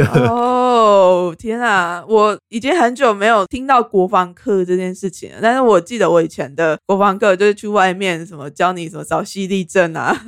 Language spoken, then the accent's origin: Chinese; Taiwan; 我们台湾人